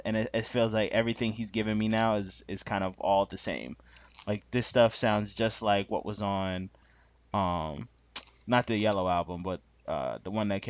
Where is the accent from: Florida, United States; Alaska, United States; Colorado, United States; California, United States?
California, United States; Sacramento; though I hail from Sacramento.